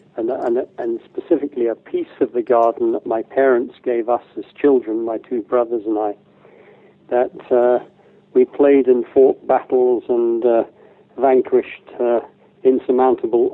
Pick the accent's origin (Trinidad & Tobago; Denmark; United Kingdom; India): United Kingdom; the Midlands of England; As a young child, growing up in the Midlands of England